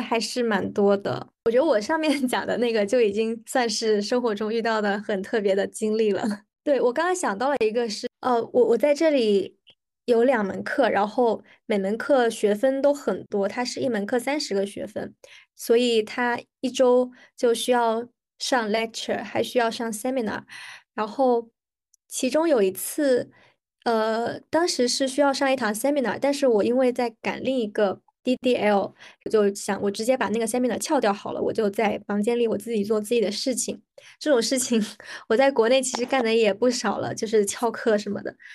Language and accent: Chinese; hometown Fujian, China; also born or lived in Macau; now in United Kingdom; 我本人是在澳门出生，然后我又在内地长大，然后后来又在澳门生活了很长时间，所以我对内地和澳门都很熟悉